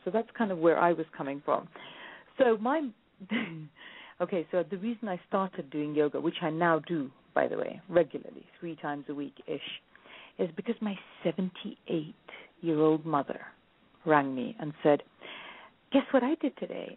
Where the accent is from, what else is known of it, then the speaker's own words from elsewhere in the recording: India; now I'm Indian